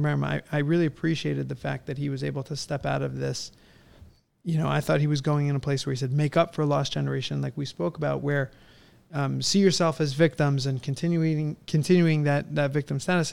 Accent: San Diego, California, United States; we're from California. I grew up in San Diego

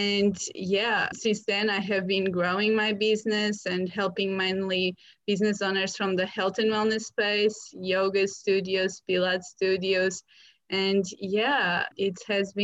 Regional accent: Portugal; moved away as an adult; now in London, United Kingdom; I'm originally from Portugal

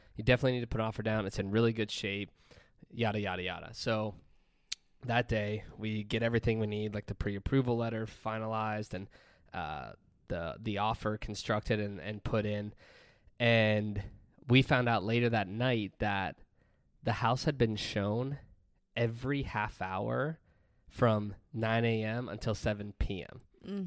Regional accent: Pennsylvania, United States; moved away; we bought a house in Pennsylvania in my hometown

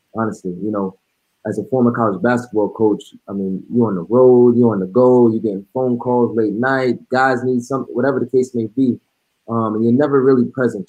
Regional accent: New York City, New York, United States; now in Frisco, United States; I'm originally from New York City

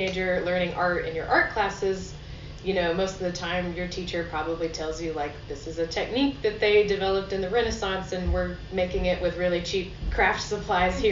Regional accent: Nashville, Tennessee, United States; now in Abingdon, United States; I'm from Nashville, Tennessee

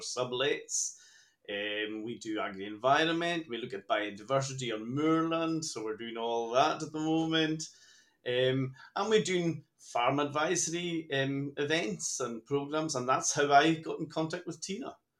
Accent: Lewis, Scotland, United Kingdom; I'm a native from Lewes

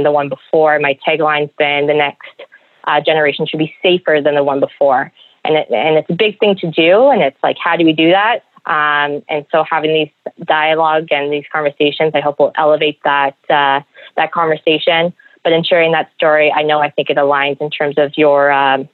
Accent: Toronto, Ontario, Canada; moved away; I'm originally from Toronto

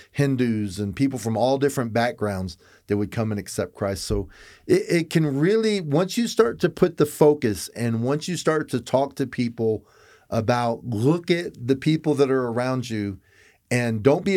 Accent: Florida, United States; I'm a cracker from Florida.

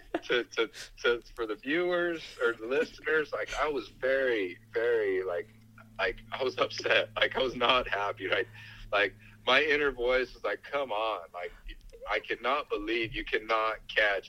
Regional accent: South Tucson, Arizona, United States; I'm a kid from South Tucson

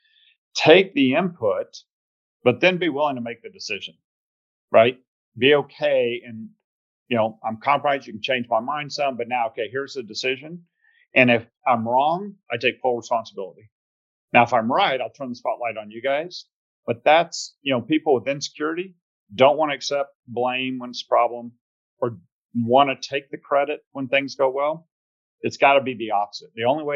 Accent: Plano, Texas, United States; accent: Texas twang and Georgia drawl; also born or lived in Georgia; So you hear a little bit of Texas twang and Georgia drawl. So born in Georgia, you know, really though, formative years were Texas in the Dallas area. So I went to a place called Plano Senior High

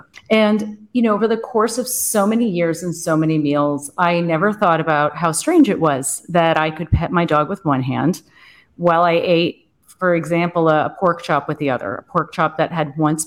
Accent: Boston, East Coast, United States; moved away as an adult; now in Germany; I'm American. And yeah, I grew up on the East Coast. Most of my life I was in Boston

